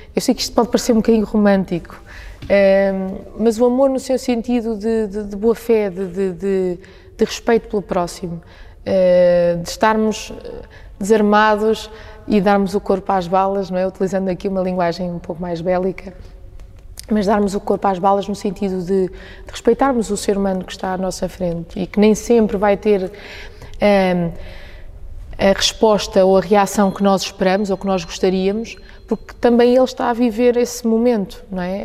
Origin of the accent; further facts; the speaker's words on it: Centro, Portugal; also born or lived in Coimbra; foi verdadeiramente a cidade onde eu nasci, depois vim viver para Agda eh, com os meus pais